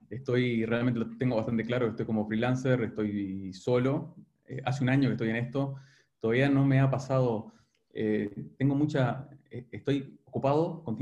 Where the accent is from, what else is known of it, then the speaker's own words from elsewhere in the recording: Uruguay; mi mujer es argentina, creo que tengo muchos más amigos argentinos que uruguayos, entonces realmente me considero más rioplatense que, que uruguayo.